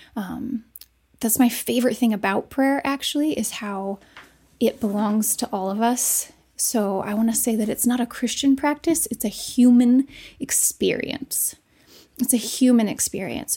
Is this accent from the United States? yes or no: yes; United States; those of us who grew up in America